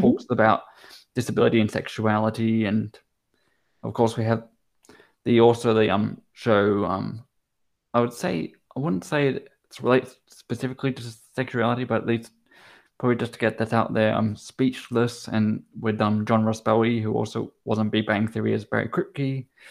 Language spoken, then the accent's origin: English; Brisbane, Queensland, Australia; moved away; I lived in Queensland for nine years. I lived in Brisbane, went to primary school there.